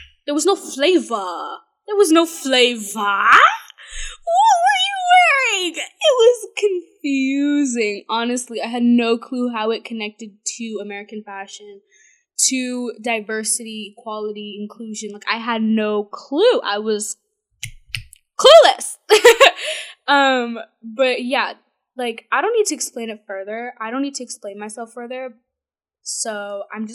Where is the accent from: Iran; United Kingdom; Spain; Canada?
Canada; I'm Canadian